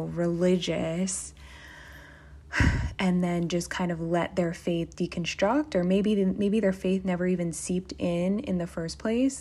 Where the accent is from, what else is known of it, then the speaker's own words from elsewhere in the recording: Philadelphia, Pennsylvania, United States; moved away as an adult; also born or lived in Nashville, Tennessee; I came from Philly and I felt God pulling me to move away somewhere alone